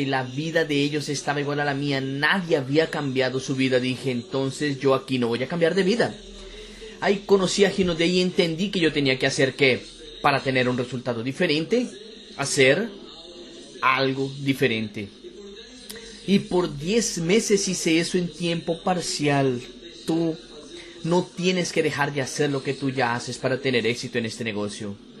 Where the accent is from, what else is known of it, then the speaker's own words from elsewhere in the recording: Campo Grande, Mato Grosso do Sul, Brazil; Yo soy de Campo Grande, Mato Grosso do Sul